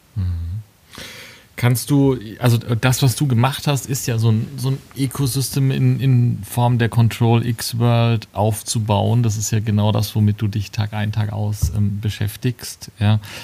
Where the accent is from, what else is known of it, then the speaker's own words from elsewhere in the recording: Würzburg, Bavaria, Germany; Als gebürtiger Würzburger